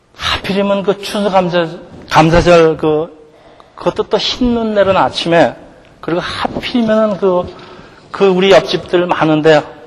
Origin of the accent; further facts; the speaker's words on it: South Korea; now in United States